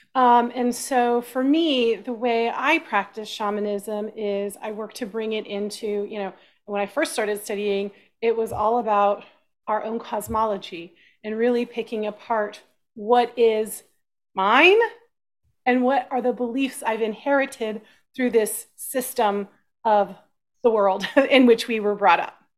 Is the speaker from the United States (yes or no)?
yes; Austin, Texas, United States; I grew up in Texas